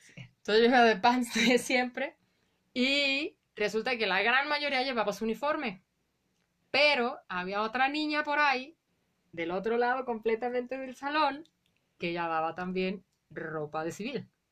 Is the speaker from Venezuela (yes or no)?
no; Guadalajara, Jalisco, Mexico; also born or lived in Colima; yo Nací en Colima, pero se mudaron mis papás súper rápido. Yo tenía seis meses, yo prácticamente crecí toda mi vida en la colonia Morelos